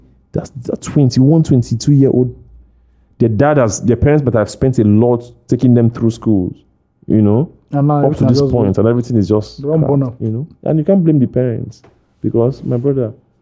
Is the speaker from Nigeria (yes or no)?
yes; Delta, Nigeria; moved away; I come from Delta State